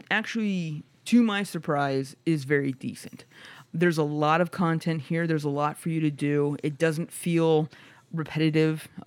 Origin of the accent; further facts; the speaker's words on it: Midwest, United States; I guess that I'm from the Midwest, and you know it's it's way different uh, uh, on how he is voice acted.